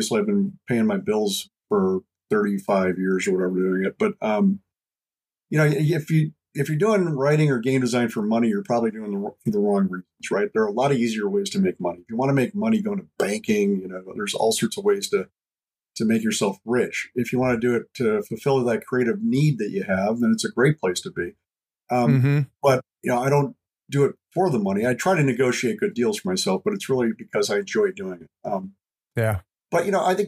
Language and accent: English; United States; I'm the American